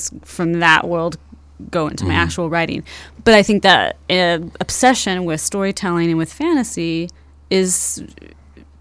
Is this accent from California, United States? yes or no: yes; Fresno, California, United States; moved away as an adult; now in Chicago, United States; we grew up in Fresno, California, in the valley